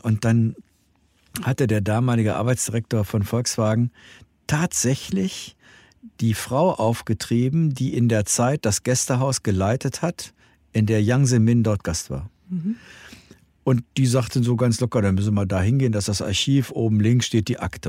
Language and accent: German; Germany; als Europäer und als Deutsche